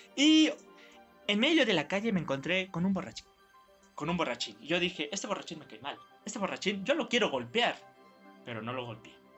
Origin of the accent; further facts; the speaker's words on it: Mexico; nosotros, los verdaderos mexicanos